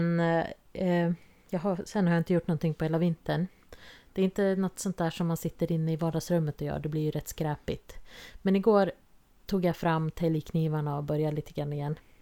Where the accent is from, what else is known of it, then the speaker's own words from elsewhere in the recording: Jämtland, Sweden; moved away; vi kommer från eh, Jämtland och där fanns det inga vitsippor ute vilt vad jag såg i alla fall där vi växte upp.